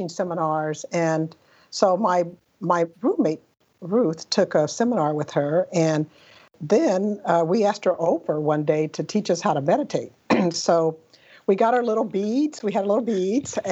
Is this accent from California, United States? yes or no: yes; Pasadena, California, United States; I grew up in Southern California, in Pasadena, California.